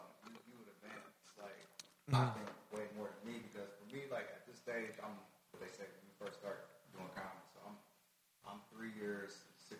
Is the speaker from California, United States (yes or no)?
yes; Bakersfield, California, United States; moved away as an adult; I'm from Bakersfield.